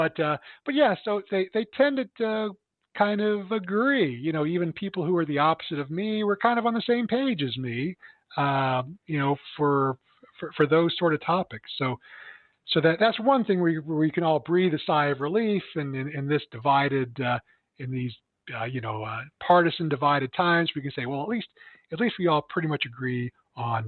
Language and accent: English; Phelps County, Missouri, United States; now in St. Louis, United States; my hometown where, you know, in Phelps County